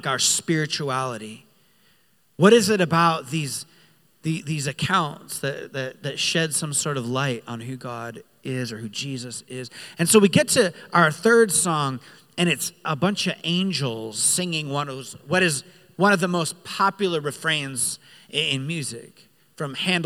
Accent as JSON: {"language": "English", "region": "Rhode Island", "country": "United States", "tie": "born or raised there", "said": "I grew up in Rhode Island"}